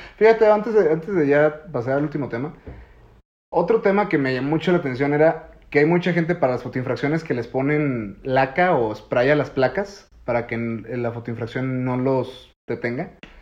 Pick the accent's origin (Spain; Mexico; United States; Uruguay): Mexico